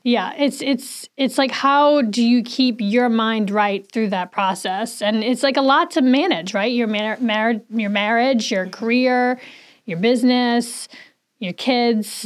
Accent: New Orleans, Louisiana, United States; now in Saratoga Springs, United States; I'm from New Orleans

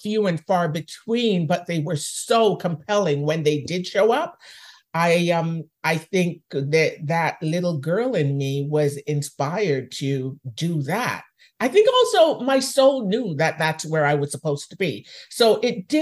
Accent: Jamaica; now in Canada; I was raised in Jamaica

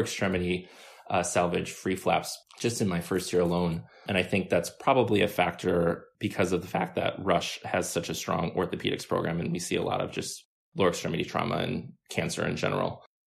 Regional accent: Milwaukee, Wisconsin, United States; now in Chicago, United States; I'm from Wisconsin and I drive home fairly often

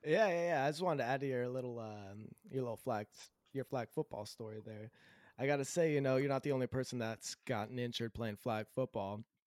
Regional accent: Southern California, United States; also born or lived in Idaho / greater Seattle area; now in Seattle area, United States; I was born in Southern California, and uh, my my mom, dad, brother, sister, all grew up in Southern California.

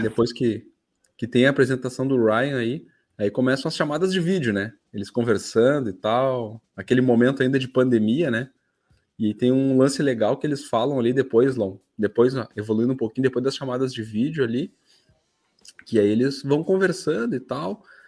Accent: Brazil; a gente é brasileiro

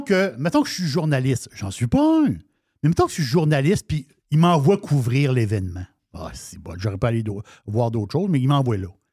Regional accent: Quebec, Canada; nous autres, Québec, on est, on, on, on est Québécois

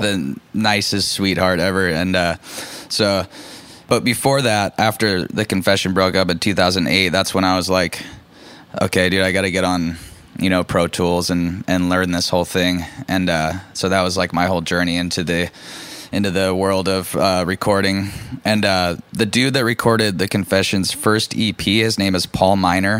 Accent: Orange County, California, United States; I grew up in Orange County, California

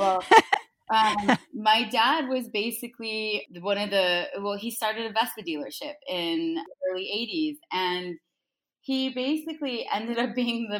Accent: Laguna Beach, California, United States; moved away as an adult; now in New York City, United States; I'm originally from Laguna Beach, California, and I've been living in New York City for 18 years now.

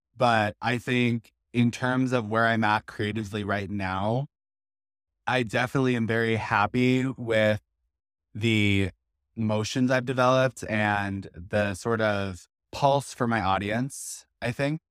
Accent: Texas, United States; I grew up in Hodo, Texas, which is a suburb of Boston

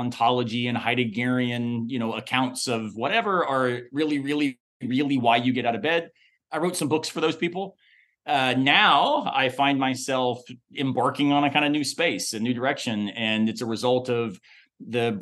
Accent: the South, United States; I'm from the South

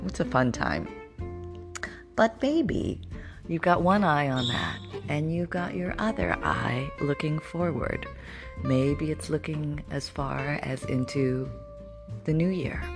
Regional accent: Canada; moved away; I grew up in Canada

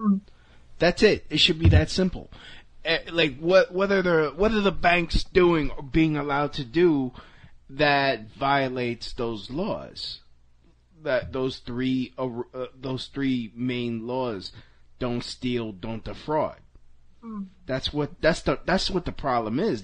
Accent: New York, United States; I was born here. I'm a New Yorker.

